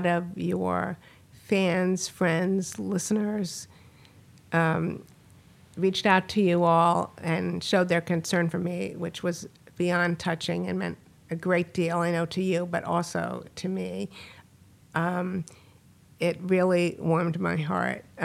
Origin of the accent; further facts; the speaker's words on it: Washington, District of Columbia, United States; moved away; also born or lived in Silver Spring, Maryland; Born in Washington, D.C., a native